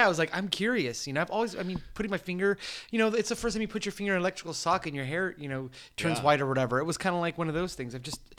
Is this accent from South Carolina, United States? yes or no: no; San Diego, California, United States; I grew up here in San Diego